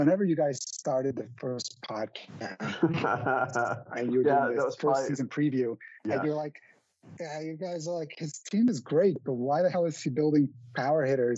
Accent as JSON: {"language": "English", "town": "New York City", "region": "New York", "country": "United States", "said": "I'm from Queens"}